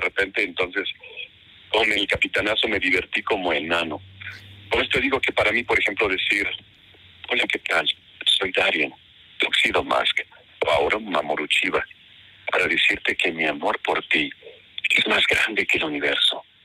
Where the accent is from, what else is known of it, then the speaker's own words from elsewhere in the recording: Mexico; como buenos mexicanos, mal hablados